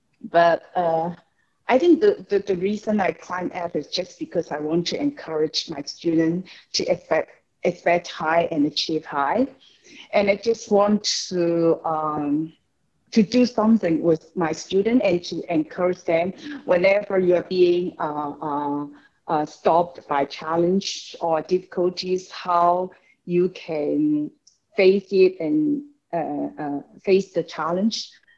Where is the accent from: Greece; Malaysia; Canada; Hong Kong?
Hong Kong; also born or lived in China; I was born in China, but basically I grew up in an educator in Hong Kong.